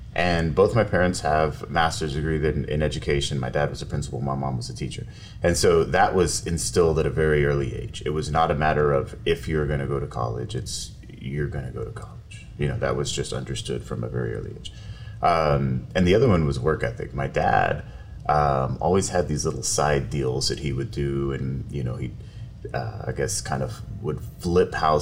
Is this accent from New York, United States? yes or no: no; Raymondville, Texas, United States; also born or lived in Milton, Florida / Sebastian, Texas; When I was three, we moved to the big town of Sebastian, Texas, which is about 10 miles south of Raymondville